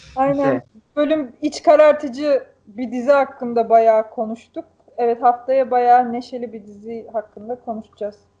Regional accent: Black Sea Region, Turkey; bizim köydeki dereleri, ben de çocukken hani yüzdüğüm o derelerde

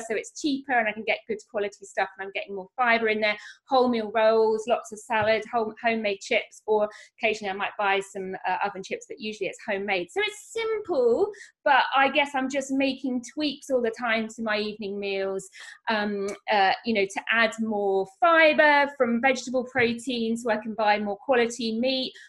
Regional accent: Norfolk, East of England, United Kingdom; moved away; I grew up here in Norfolk. I've lived all over the world, but have come back here to bring up my babies.

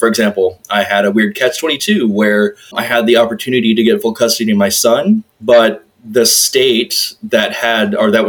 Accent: Texas, United States; also born or lived in Chicago / Las Vegas; So even though I was born in Chicago, because my dad was stationed at the time, pretty much the rest of my childhood, we were just moving around to different parts of Texas

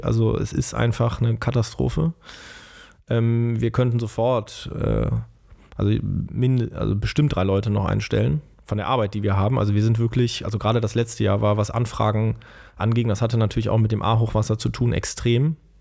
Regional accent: Bonn, North Rhine-Westphalia, Germany; ich bin aufgewachsen in Bonn, in Beul natürlich

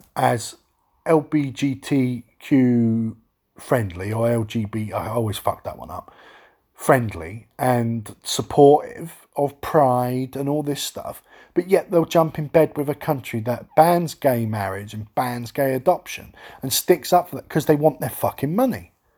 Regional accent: London, United Kingdom; I am from London

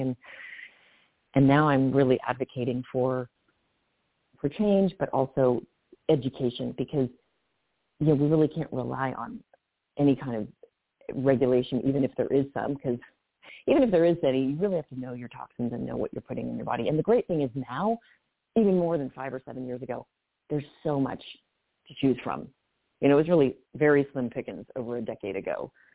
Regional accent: California, United States; I grew up in Cal- California

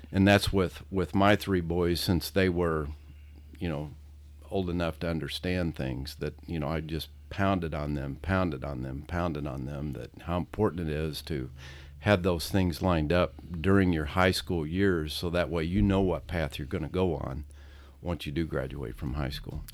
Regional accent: South Roxana, Illinois, United States; we grew up in South Roxana

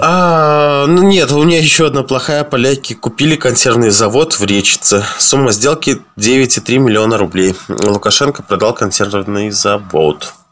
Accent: Belarus

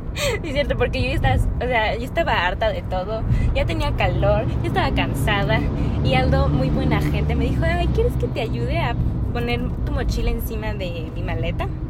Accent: Mexico; also born or lived in Canada

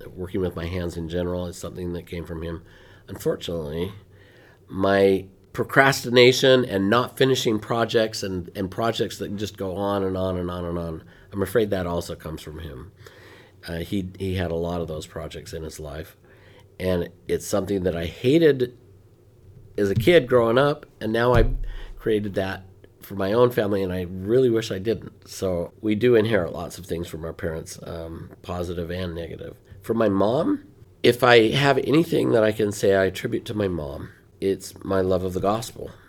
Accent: Ogden, Utah, United States; moved away; I was, uh, born and raised most of the time in Ogden, Utah

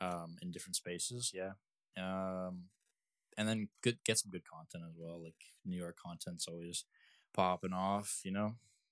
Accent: Canada; I'm a Canadian citizen.

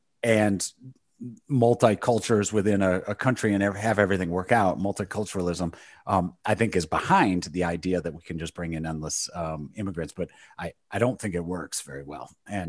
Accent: Michigan, United States; No, I've lived in the state my entire life. So, born and raised in Michigan, was went to university here, and have just not gone far.

